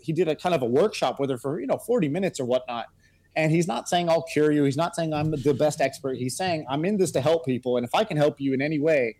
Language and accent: English; Texas, United States; I grew up in Texas